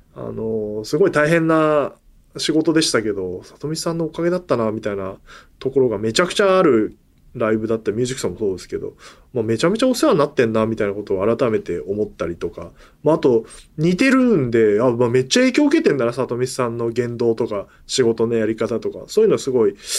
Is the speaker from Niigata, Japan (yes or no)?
no; Kasukabe, Saitama, Japan; 僕の地元の春日部駅